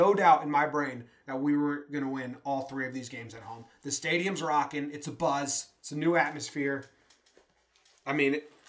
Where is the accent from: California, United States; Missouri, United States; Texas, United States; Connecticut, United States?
Connecticut, United States; now in Denver, United States; We are transplanted Yankee fans, originally from Connecticut.